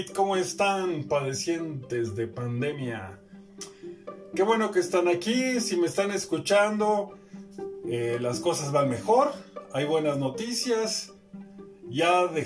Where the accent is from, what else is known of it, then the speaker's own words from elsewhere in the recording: Mexico; que solamente nos ha hecho, ¿qué podemos decir? dividir como mexicanos nos ha hecho sentir mal.